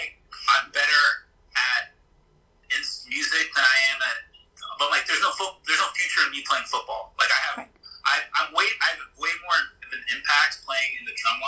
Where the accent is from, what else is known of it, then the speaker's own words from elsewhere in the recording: Tampa, Florida, United States; now in Los Angeles, United States; I grew up in Tampa, Florida